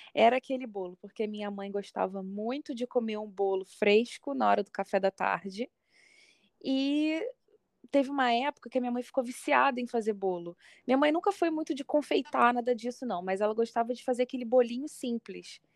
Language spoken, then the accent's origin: Portuguese; Niterói, Rio de Janeiro, Brazil; Sou, sou carioca da gema